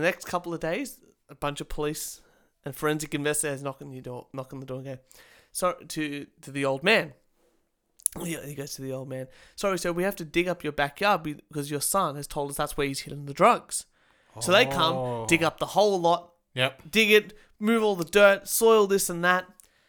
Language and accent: English; Australia; I've been Australian all my life.